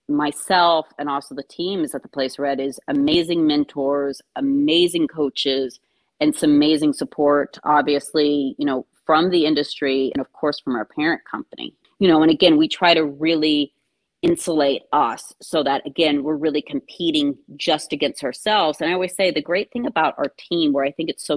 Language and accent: English; Kentucky, United States; growing up in Kentucky.